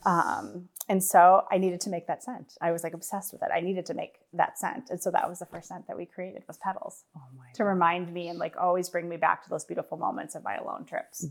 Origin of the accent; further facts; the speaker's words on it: Wisconsin, United States; I was born and raised in Wisconsin